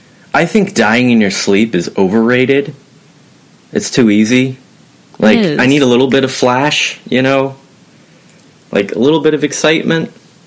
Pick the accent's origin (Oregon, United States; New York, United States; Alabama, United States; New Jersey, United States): Oregon, United States; Portland; I don't know why I'm just now getting comfortable with sharing where I'm from, but I'm from Portland, Oregon.